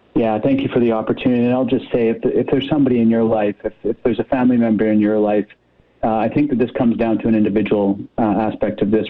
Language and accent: English; British Columbia, Canada; we as British Columbians